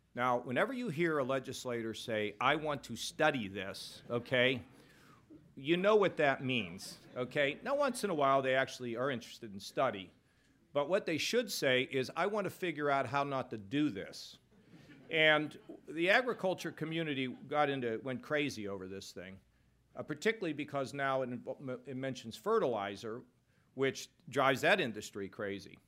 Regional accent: Pittsburgh, Pennsylvania, United States; now in Ohio, United States; I'm from Pittsburgh

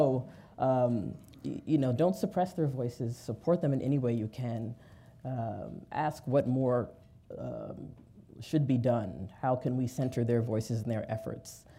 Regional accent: New York City, New York, United States; I'm from New York City

